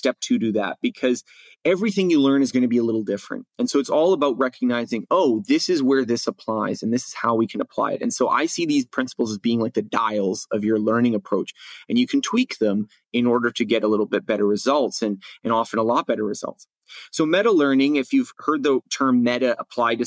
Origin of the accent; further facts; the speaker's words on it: Canada; in grade school in growing up in Canada